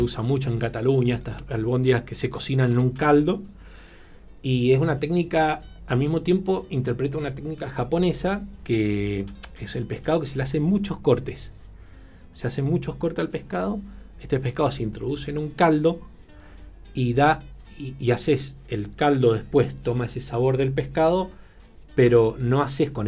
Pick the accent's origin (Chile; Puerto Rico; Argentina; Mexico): Argentina; moved away as an adult; also born or lived in Spain / Tokyo, Japan; siendo argentino